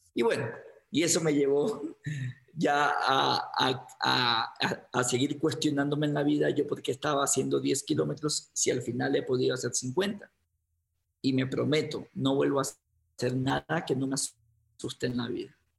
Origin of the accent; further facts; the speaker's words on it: Guayaquil, Guayas, Ecuador; moved away as an adult; now in Quito, Ecuador; en Guayaquil, que es de donde me, en donde me crié, en Ecuador